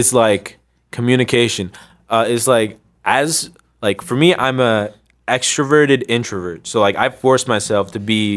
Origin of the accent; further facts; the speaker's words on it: Ottawa, Ontario, Canada; also born or lived in Sri Lanka; I was growing up in Canada, Ottawa, Ontario, in the West End